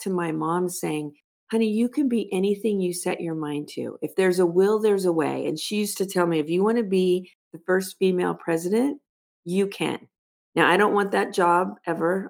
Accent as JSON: {"language": "English", "town": "Los Angeles", "region": "California", "country": "United States", "tie": "born or raised there", "said": "I grew up in Los Angeles"}